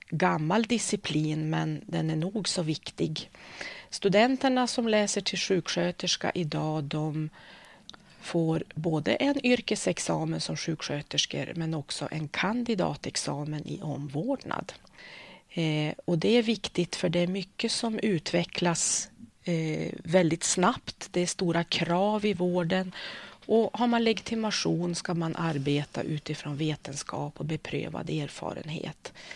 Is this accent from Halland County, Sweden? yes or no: no; Örnsköldsvik, Västernorrland County, Sweden; also born or lived in Umeå; jag har vuxit upp i Övik ehm, så jag känner mig som Öviksflicka